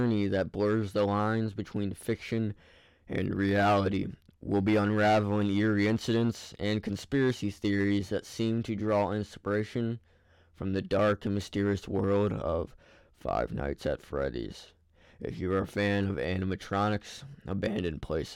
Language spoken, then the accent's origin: English; Ohio, United States; Ohio, my hometown